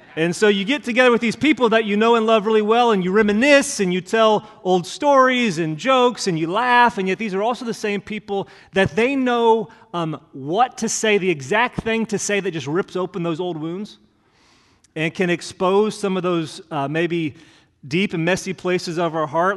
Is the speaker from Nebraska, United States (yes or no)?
no; Hendricks County, Indiana, United States; moved away as an adult; also born or lived in Bloomington, Indiana; now in Kentucky, United States; I grew up in Hendricks County